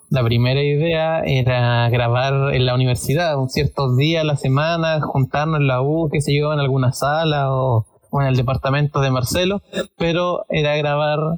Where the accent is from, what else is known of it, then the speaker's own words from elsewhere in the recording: Hualpén, Biobío, Chile; Soy igual penino Walpenino de Corazón, octava región, región del Biobío, grande Walpen, la más grande de Chile.